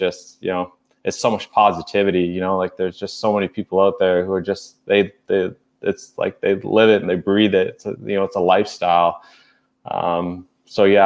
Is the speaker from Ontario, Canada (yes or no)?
yes; Cornwall, Ontario, Canada; am from Cornwall, Ontario.